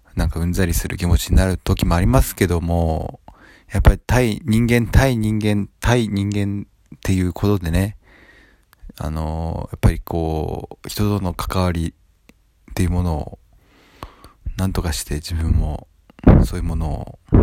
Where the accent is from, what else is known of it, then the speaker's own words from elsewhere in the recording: Japan; この生まれ育った土地